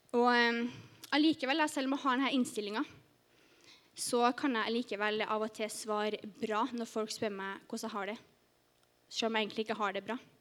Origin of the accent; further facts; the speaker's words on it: Trondheim, Trøndelag, Norway; moved away as an adult; also born or lived in Sørlandet; now in Farsund, Norway; kommer jeg egentlig fra Trondheim. Men eh, nå har jeg bodd på Sørlandet i ett og et halvt år